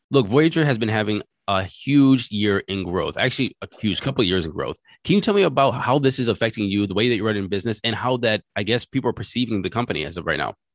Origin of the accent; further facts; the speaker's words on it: United States; as an American